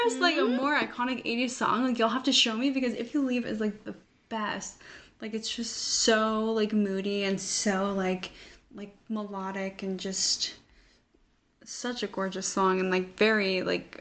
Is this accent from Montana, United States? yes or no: no; Salt Lake City, Utah, United States; also born or lived in Lehi, Utah; I was born in Salt Lake. But I lived for the first few years of my life in Lehigh, Utah.